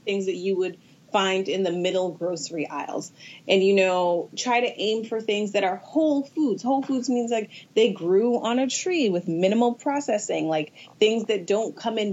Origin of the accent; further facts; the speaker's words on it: Atlanta, Georgia, United States; I'm from Atlanta.